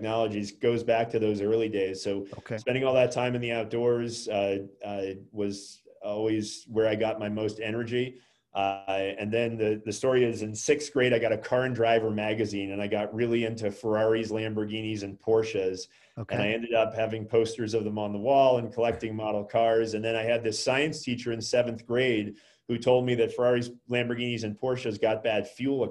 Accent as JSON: {"language": "English", "region": "New England", "country": "United States", "tie": "born or raised there", "moved": "yes", "said": "I'm from New England originally."}